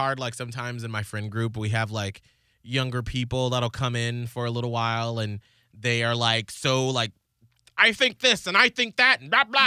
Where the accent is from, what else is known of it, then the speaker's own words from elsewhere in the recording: Atlanta, Georgia, United States; in Atlanta growing up